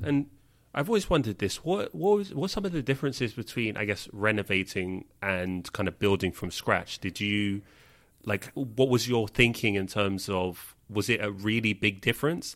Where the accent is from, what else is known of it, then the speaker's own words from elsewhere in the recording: London, United Kingdom; moved away; I grew up in London